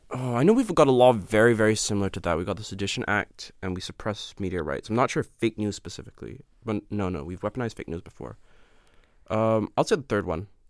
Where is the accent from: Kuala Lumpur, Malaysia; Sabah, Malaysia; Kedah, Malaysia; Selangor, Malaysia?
Kuala Lumpur, Malaysia; moved away; I'm from, uh, Kuala Lumpur, which is the capital.